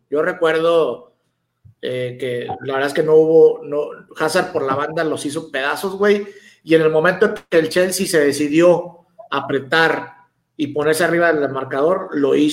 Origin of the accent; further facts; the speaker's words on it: Mexico; y siendo mexicano, me parece que las posibilidades de que Rayados saque la hombrada el miércoles son muy pocas